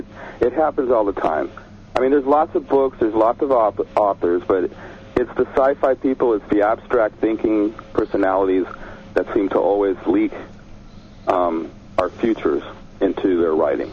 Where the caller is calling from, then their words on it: San Diego, California, United States; from San Diego.